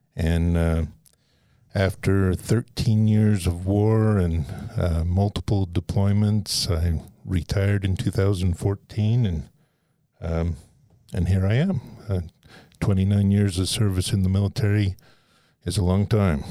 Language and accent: English; Nevada, United States; also born or lived in Southern Utah; I was born in Nevada, and my dad was from Southern Utah.